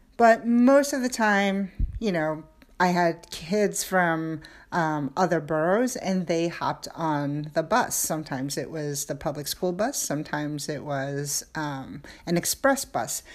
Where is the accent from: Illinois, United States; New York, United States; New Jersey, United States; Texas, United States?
New York, United States; New York City; moved away as an adult; I was born and raised in New York